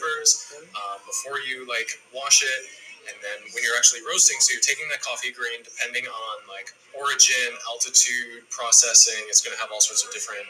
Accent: Minnesota, United States; also born or lived in Tokyo, Japan; now in New York, United States; I'm from Minnesota

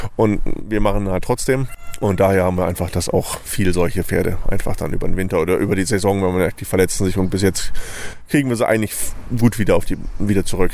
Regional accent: Ottersberg, Lower Saxony, Germany; Ich komme aus Ottersberg, was quasi vom Fährhof glaube, zehn Kilometer weg ist.

